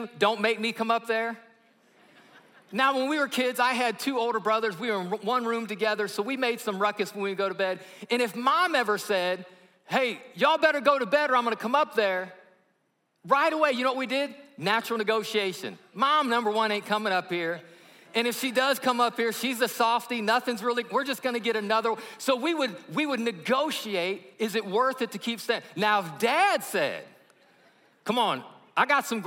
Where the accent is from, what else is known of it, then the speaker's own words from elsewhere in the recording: Alabama, United States; I'm from Alabama